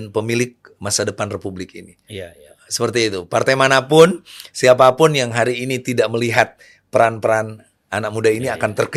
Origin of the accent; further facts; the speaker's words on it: Majalengka, West Java, Indonesia; Di daerah saya, di daerah Lebah Sugih. Majalengka.